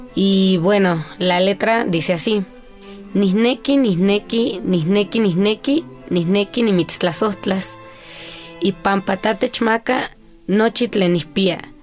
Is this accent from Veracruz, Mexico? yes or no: no; Mexico City, Mexico; also born or lived in Tohuaco Primero, Huautla, Hidalgo; yo nací aquí en la Ciudad de México mi mamá es la primer generación migrante de la Huasteca